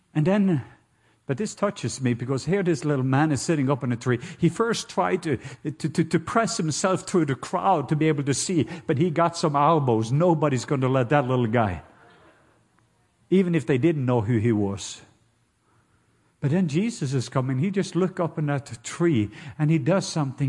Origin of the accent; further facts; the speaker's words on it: Norway; now in Atlanta, United States; I am Norwegian.